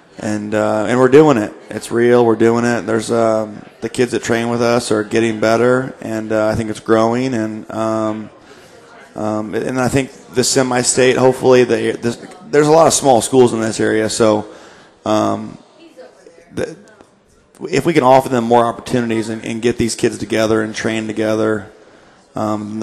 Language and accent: English; Indianapolis, Indiana, United States; now in Fort Wayne, United States; I'm from Indy